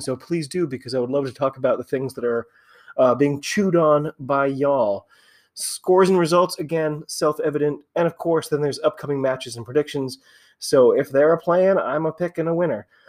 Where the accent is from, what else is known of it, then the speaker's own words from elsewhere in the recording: United States; I'm an American